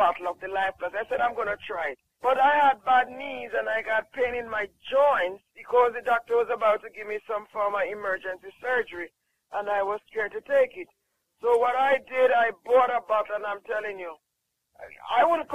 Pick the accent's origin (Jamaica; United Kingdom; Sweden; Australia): Jamaica; I'm from Jamaica.